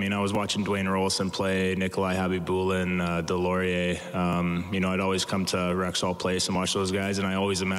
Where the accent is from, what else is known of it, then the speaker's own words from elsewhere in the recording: Edmonton, Alberta, Canada; I grew up in Edmonton